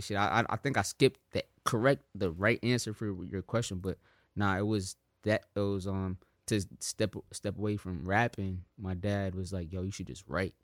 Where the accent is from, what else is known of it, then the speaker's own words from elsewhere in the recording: South Africa; I'm South African